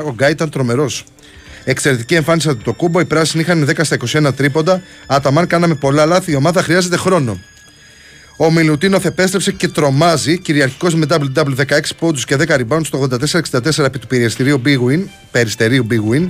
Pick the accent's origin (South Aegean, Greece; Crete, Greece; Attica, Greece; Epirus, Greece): Crete, Greece; δεν είμαι από την Πελοπόννησο, είμαι κριτικό